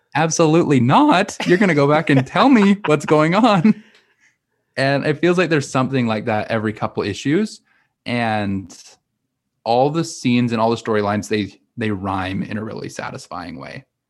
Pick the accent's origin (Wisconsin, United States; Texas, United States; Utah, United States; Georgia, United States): Utah, United States; moved away as an adult; also born or lived in Missouri; now in New York City, United States; I grew up in Utah, I lived a little bit in Missouri, and I just trekked across the nation to move to New York City.